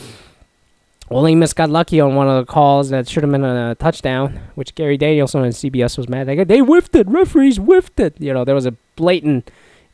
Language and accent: English; Toronto, Ontario, Canada; now in Seattle, United States; I'm from Toronto